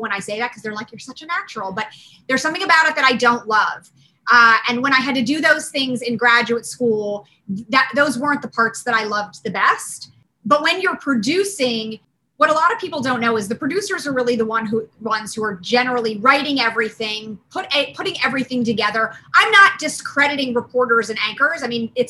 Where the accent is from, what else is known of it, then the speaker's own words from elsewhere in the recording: Cherry Hill, New Jersey, United States; I grew up outside of Philadelphia in South Jersey in a town called Cherry Hill.